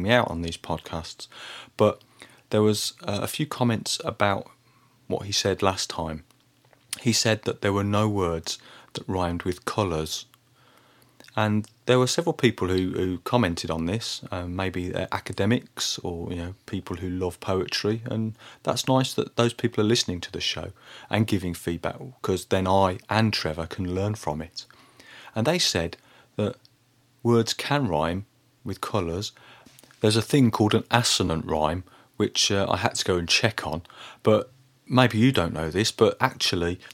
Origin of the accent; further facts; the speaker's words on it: Birmingham, West Midlands, United Kingdom; when I was a boy growing up in Birmingham in the 1980s